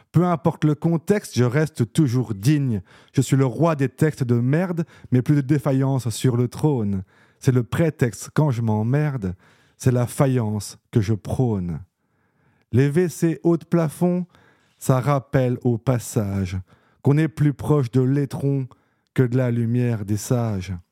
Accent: Nancy, Grand Est, France; moi, je suis né à Nancy. Voilà, y a pas... J'ai vécu à Nancy, j'ai fait mes études à Nancy. Voilà, un euh, pur souche, on va dire.

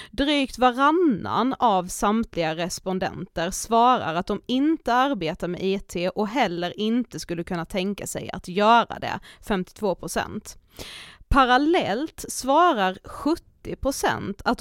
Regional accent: Blekinge, Sweden; moved away; hör ju att jag är från Blekinge.

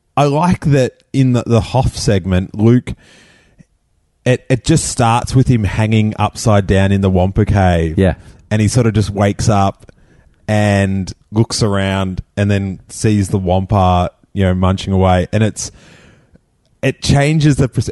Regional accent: Rosebud, Victoria, Australia; an hour away from where I grew up in Rosebud

